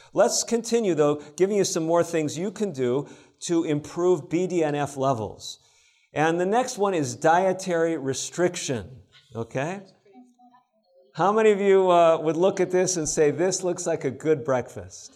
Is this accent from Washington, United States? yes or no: no; Illinois, United States; I grew up in Illinois, not far from Wisconsin.